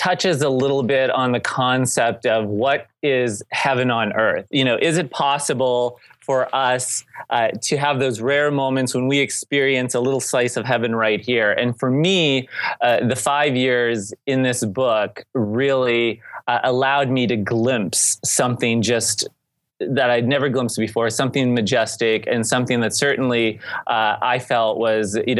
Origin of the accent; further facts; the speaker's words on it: St. Marys, Pennsylvania, United States; in our hometown of St. Mary's, Pennsylvania